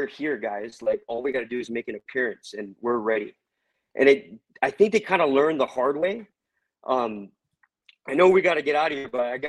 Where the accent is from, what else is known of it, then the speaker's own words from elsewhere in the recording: Hawaii, United States; moved away as an adult; also born or lived in San Francisco; now in Huntington, United States; I used from Hawaii. Moved to the Bay through via the Coast Guard, and I lived there for about 13 years.